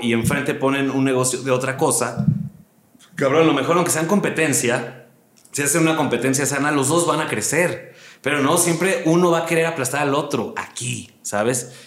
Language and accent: Spanish; Mexico City, Mexico; moved away as an adult; also born or lived in Aguascalientes / Hermosillo; now in Monterrey, Mexico; yo nací en Aguascalientes, soy hidrocálido. La gente que no sabe, el gentilicio de Aguascalientes es hidrocálido. Y muy chiquito me vine a la Ciudad de México y aquí viví pues, toda mi vida.